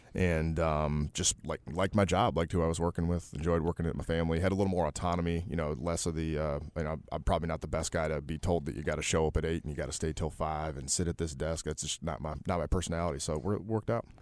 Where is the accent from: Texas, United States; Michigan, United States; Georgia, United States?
Michigan, United States; Detroit; moved away as an adult; I'm from Detroit, not, not the South, a good old Midwestern boy. Um, was born in, uh, nineteen eighty-four there and stayed there through high school